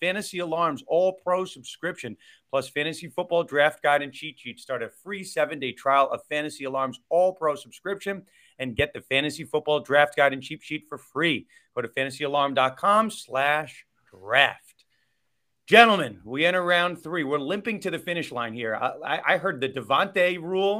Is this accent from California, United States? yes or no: no; New York, United States; I'm from New York